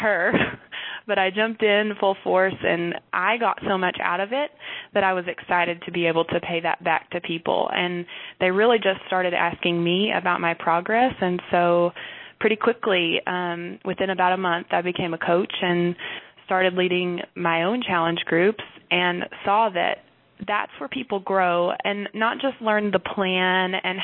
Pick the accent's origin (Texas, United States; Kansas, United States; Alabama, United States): Texas, United States; North; I'm from North Texas area. I live in Wichita Falls right now with my Army husband